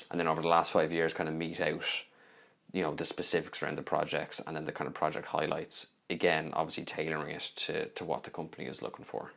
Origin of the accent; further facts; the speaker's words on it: Dublin, Leinster, Ireland; I've been from Dublin